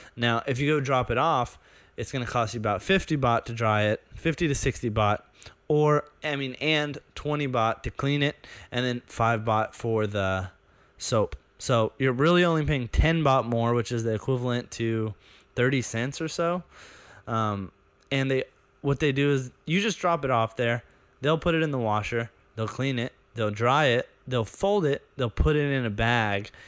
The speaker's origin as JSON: {"language": "English", "country": "United States", "moved": "yes", "said": "as an American"}